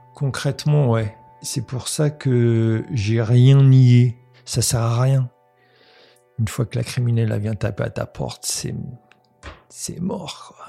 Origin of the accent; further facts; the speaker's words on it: Paris, Île-de-France, France; also born or lived in countryside (grandparents' home, unnamed); vers 9 euh, ans, mon père m'a pris avec lui à Paris